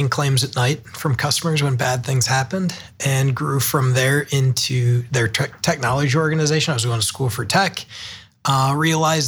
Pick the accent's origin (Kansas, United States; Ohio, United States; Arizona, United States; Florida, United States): Ohio, United States; Hudson; also born or lived in Chicago / San Francisco; now in Cleveland, United States; I grew up in Hudson, Ohio, just outside of Akron. An Ohio kid all my life until in my working age